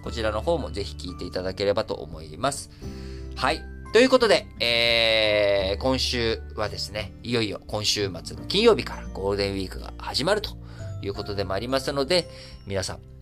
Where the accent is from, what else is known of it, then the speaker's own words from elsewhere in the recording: Japan; 我々日本人というのは